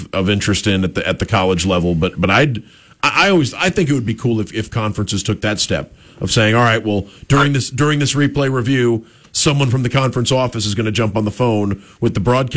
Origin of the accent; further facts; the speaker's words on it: Southeast, United States; I grew up here in the Southeast